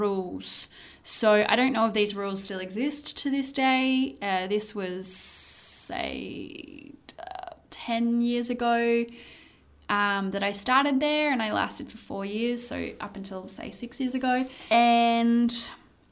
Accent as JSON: {"language": "English", "country": "Australia", "also_born_or_lived": "United Kingdom / Qatar / Saudi Arabia", "moved": "as an adult", "said": "as an Australian female"}